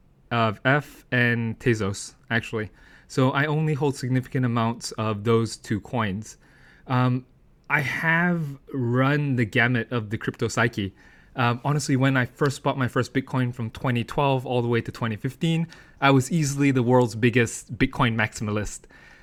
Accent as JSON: {"language": "English", "country": "United Kingdom", "tie": "born there", "also_born_or_lived": "United States", "moved": "yes", "said": "I'm actually born in the UK. However, as you can tell from my accent, I'm actually educated in the United States."}